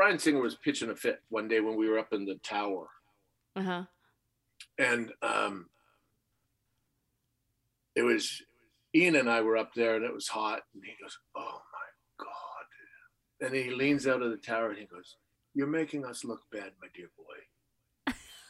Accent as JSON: {"language": "English", "country": "Canada", "tie": "born or raised there", "said": "as a little kid growing up in Canada"}